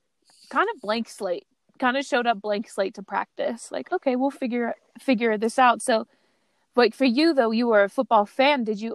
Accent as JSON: {"language": "English", "region": "East Coast", "country": "United States", "tie": "born or raised there", "said": "I grew up on the East Coast"}